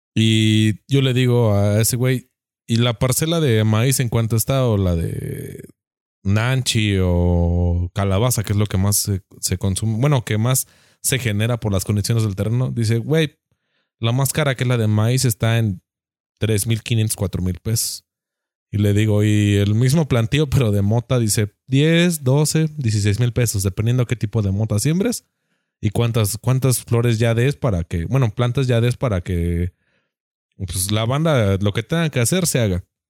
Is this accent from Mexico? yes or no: yes; Mexico